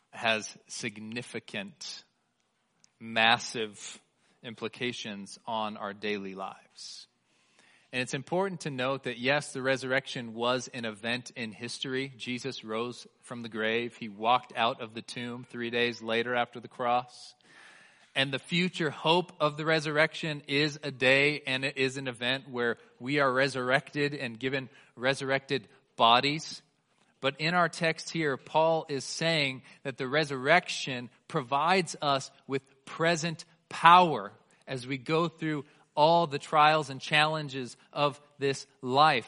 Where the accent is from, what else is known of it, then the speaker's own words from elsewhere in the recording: Bay Area, California, United States; now in Colorado, United States; I grew up in the Bay Area of California.